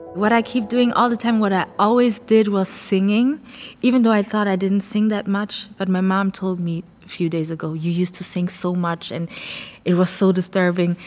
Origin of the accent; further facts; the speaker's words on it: Frankfurt, Hesse, Germany; also born or lived in Ghana; I grew up in Frankfurt, but I'm, I was born in Ghana.